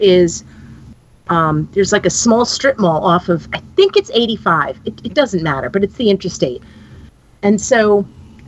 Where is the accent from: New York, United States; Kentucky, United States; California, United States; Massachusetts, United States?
New York, United States; now in Alexandria, United States; I'm from New York